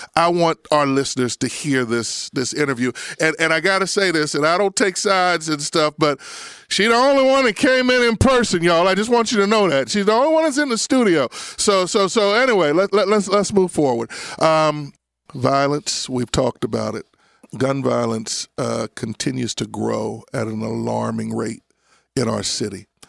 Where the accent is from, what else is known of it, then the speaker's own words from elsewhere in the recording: Abington, Pennsylvania, United States; also born or lived in Frankford, Philadelphia; I grew up in Abington